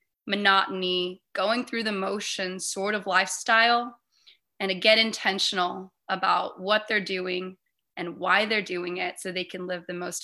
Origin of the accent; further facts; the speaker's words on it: Hawaii, United States; born and raised in Hawaii